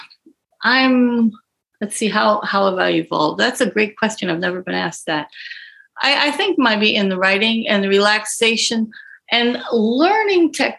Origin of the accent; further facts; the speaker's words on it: Green Bay, Wisconsin, United States; I actually started in TV in high school in Green Bay, Wisconsin. I'm from Green Bay.